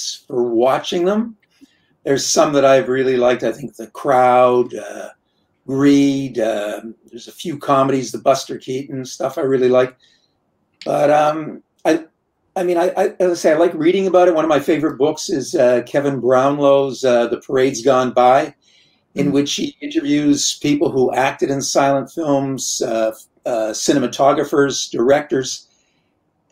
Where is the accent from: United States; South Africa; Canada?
Canada; Trenton, Ontario; now in Montreal, Canada; I grew up in Trenton, Ontario. It was a small town.